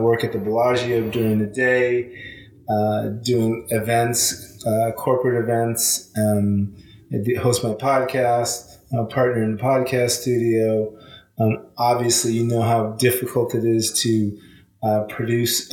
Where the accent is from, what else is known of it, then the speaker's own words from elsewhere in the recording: Los Angeles, California, United States; moved away as an adult; also born or lived in Australia; I'm originally from Los Angeles, California, born and raised.